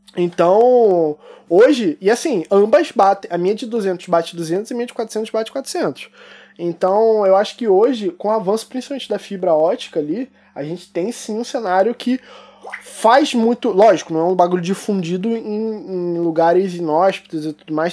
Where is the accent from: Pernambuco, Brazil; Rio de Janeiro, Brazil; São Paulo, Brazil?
Rio de Janeiro, Brazil; Eu sou carioca